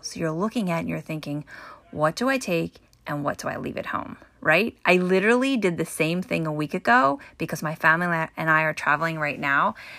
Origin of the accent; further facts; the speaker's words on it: New Jersey, United States; I'm from the Northeast and I grew up in New Jersey